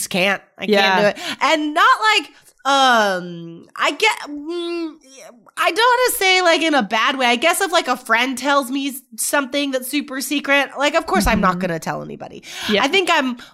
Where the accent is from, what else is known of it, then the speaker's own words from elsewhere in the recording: Nevada, United States; I grew up in Nevada